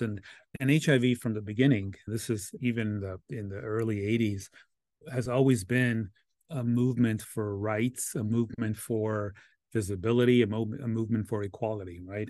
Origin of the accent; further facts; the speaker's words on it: Los Angeles, California, United States; I'm born and raised in Los Angeles